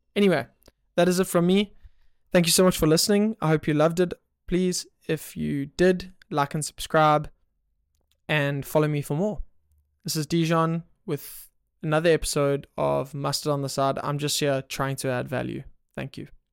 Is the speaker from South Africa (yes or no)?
yes; South Africa; I'm from South Africa